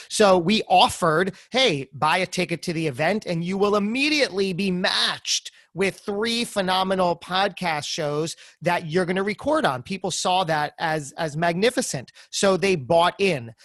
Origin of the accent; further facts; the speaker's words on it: New Jersey, United States; I'm from Jersey